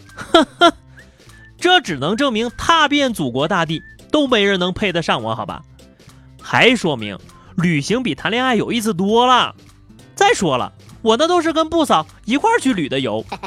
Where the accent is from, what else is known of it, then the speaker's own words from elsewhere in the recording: China; 作为一个中国人